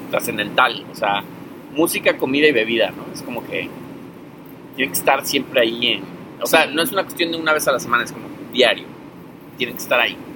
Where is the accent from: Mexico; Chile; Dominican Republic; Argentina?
Mexico; now in New York, United States; como buen mexicano